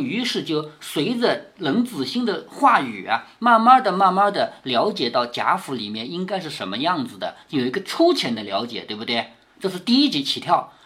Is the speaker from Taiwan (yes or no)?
no; China; 我们中国人